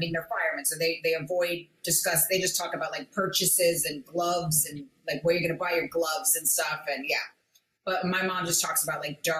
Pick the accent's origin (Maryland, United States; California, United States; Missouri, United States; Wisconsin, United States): Maryland, United States; Bethesda; now in New York, United States; Bethesda, Maryland.